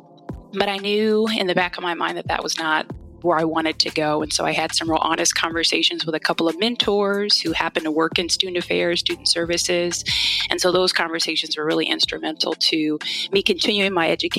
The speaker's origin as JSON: {"language": "English", "town": "Anchorage", "region": "Alaska", "country": "United States", "tie": "born or raised there", "also_born_or_lived": "Oregon", "moved": "yes", "said": "I was born and raised in Anchorage, Alaska"}